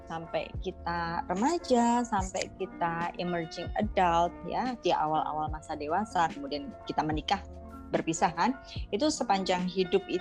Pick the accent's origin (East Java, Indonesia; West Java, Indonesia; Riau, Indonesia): Riau, Indonesia; Rumbai; kalau latar belakang saya lahirnya di Sumatera sebenarnya. Di Sumatera itu ada kota kecil namanya Rumbai di dekat Pekanbaru Eh, karena ayah saya dulu kerja di Caltex di perusahaan minyak di sana.